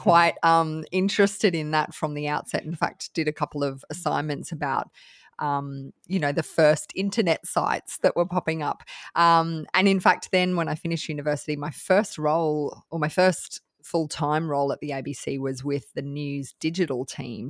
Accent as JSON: {"language": "English", "country": "Australia", "said": "I'm from Australia"}